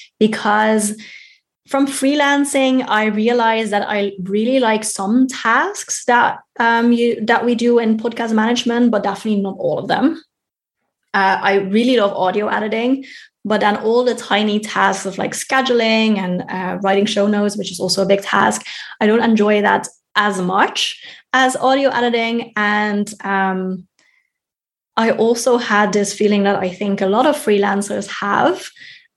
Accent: Netherlands; moved away as an adult; now in Germany; here in Germany, which is not my home country, and my home country of the Netherlands

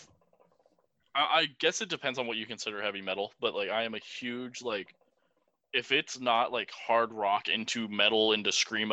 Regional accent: Illinois side, United States; moved away; I'm from the Quad Cities

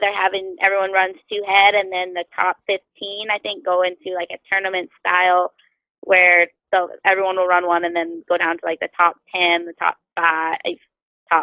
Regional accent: Alberta, Canada; I'm from Alberta

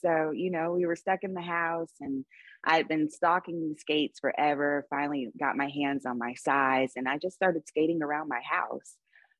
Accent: South Carolina, United States; also born or lived in Los Angeles / New York / Atlanta; now in Las Vegas, United States; No, I'm actually from South Carolina. I'm a bit of a gypsy, so I move all the time. I've lived in LA, I've lived in New York, I've lived in Atlanta. Now I'm in Las Vegas.

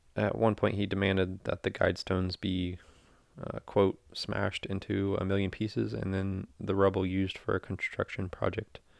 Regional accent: United States; as an American

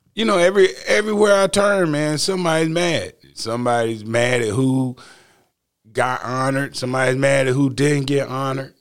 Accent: the South, United States; I'm from the South

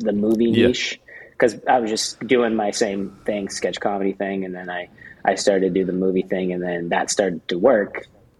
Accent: Coeur d'Alene, Idaho, United States; moved away as an adult; also born or lived in Fullerton, California; now in Huntington Beach, United States; I was born in Fullerton, California, but I moved up to Idaho when I was 9. So I lived in Idaho for most of my life. Up in like the Coeur d'Alene area

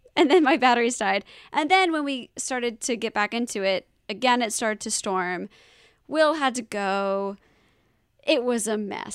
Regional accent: the South, United States; I'm a terrible southerner.

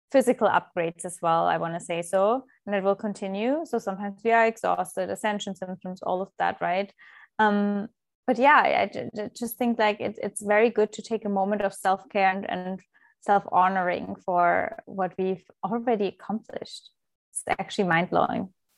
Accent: Germany; moved away; I was, uh, born and raised in Germany

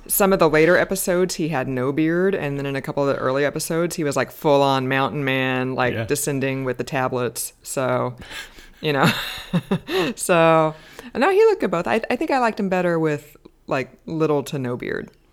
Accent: United States; I'm American

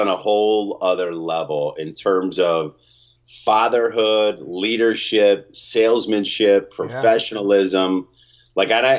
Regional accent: Allentown, Pennsylvania, United States; I come from Allentown, Pennsylvania.

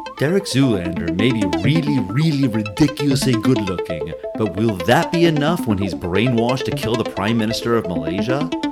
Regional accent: New York City, New York, United States; as a New Yorker

